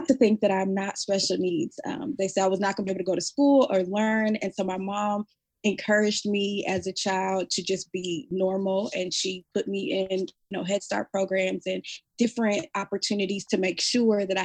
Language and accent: English; Omaha, Nebraska, United States; moved away as an adult; now in Fort Worth, United States; I am from Omaha, Nebraska, and I now am living in Fort Worth, Texas.